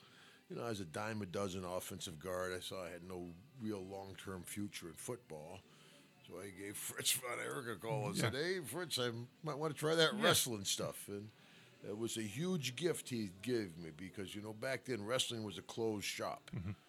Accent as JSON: {"language": "English", "town": "Glens Falls", "region": "New York", "country": "United States", "tie": "born or raised there", "said": "I grew up upstate New York, close to the Vermont border. My dad was chief of police in my town."}